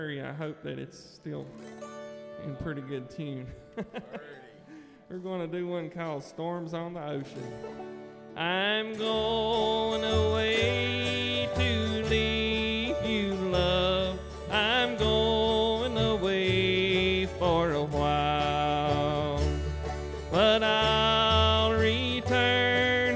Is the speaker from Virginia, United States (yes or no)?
yes; Fries, Virginia, United States; my hometown in Freeze, Virginia.